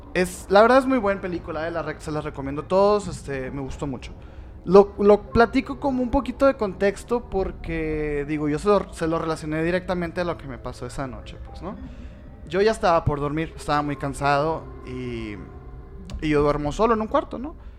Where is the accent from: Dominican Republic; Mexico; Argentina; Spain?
Mexico; Sonora; somos de Sonora